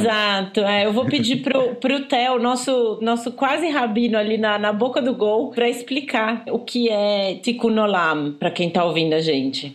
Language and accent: Portuguese; Campinas, São Paulo, Brazil; accent: R retroflexo; eu sou de Campinas, eu também falo porta.